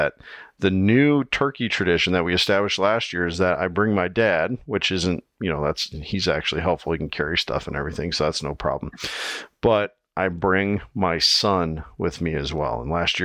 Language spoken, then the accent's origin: English; Iowa, United States; here in my home state of Iowa